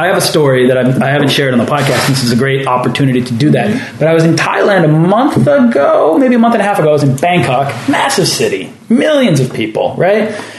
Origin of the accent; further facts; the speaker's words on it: Weston, Massachusetts, United States; also born or lived in Cape Cod; I'm from Weston. I was like, wait a minute, that's where I grew up.